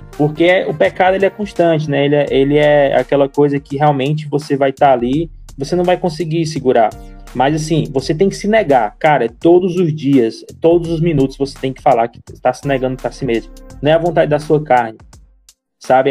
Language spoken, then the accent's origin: Portuguese; Fortaleza, Ceará, Brazil; now in Niterói, Brazil; sou de Fortaleza, Ceará